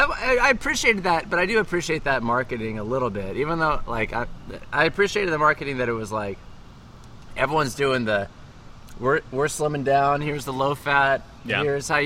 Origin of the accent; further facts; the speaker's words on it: California, United States; moved away; when I was a kid, I grew up in California